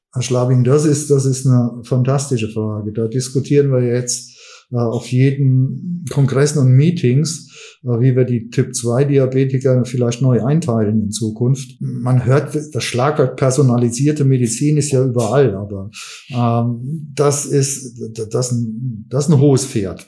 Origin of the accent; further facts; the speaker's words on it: Westerwald, Rhineland-Palatinate, Germany; also born or lived in Mainz / Cologne / Düsseldorf; ich komme aus Rheinland-Pfalz von Anfang an. Ich bin ursprünglich eigentlich Westerwälder gewesen